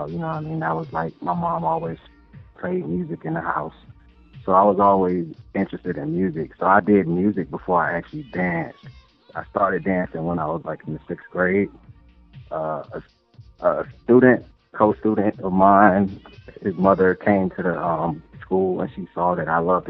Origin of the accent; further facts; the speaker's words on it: Miami, Florida, United States; now in Atlanta, United States; I'm from Miami. You know, we have a culture of dance down there in itself